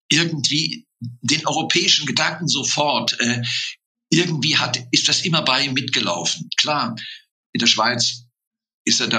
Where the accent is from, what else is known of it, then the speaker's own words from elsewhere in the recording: Berlin, Germany; born there; Ich bin auch in Berlin geboren, also eine prima Stadt für mich.